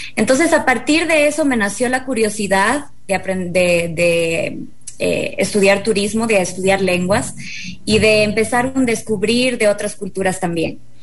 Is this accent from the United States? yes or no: no; Ecuador; nosotros los ecuatorianos